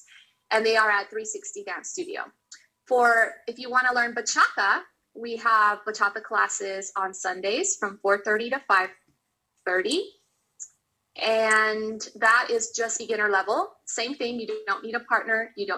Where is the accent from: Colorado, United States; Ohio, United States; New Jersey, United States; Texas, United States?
Texas, United States; near the border by Reynosa, South; also born or lived in Dallas, Texas; now in Oklahoma, United States; I'm actually from South Texas by the border of Reynosa. Oh, okay. You know, that's where I was born.